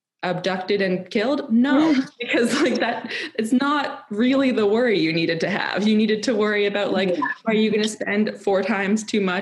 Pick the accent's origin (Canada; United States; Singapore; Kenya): Canada; growing up in Canada